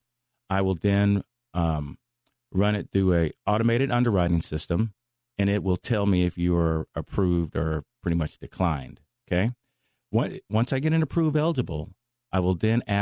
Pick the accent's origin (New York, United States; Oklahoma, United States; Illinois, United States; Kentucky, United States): Oklahoma, United States; Oklahoma City; moved away as an adult; now in Dallas, United States; I grew up in Mestor Park